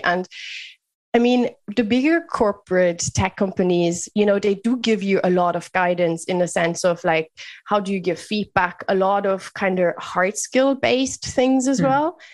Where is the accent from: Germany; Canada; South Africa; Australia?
Germany; Bavaria; moved away as an adult; also born or lived in United Kingdom / Netherlands / France; now in Dublin, Ireland; Germany is where I grew up in lovely Bavaria